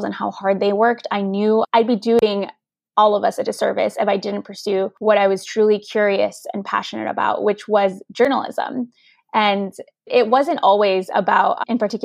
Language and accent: English; Chicago, Illinois, United States; first language Spanish; English is a second language; I grew up in Chicago, Illinois, on the northwest side in this neighborhood called Humboldt Park